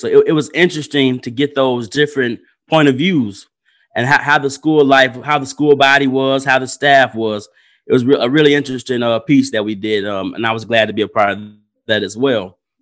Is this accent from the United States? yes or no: yes; Benton Harbor, Michigan, United States; also born or lived in Muskegon, Michigan; born and raised in Ben Harbor, Michigan. Went to Ben Harbor High School.